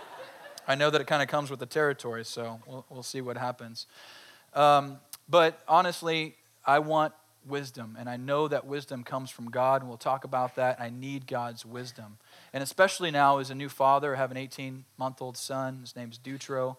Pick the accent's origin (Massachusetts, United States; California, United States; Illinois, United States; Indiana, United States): California, United States; Colusa County; I grew up in Colusa County